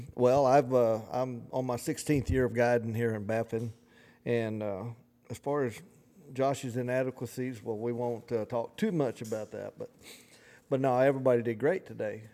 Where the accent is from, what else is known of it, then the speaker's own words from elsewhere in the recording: the South, United States; accent: twang and drawl; we're from the South and, you know, we have a little twang in our voice and drawl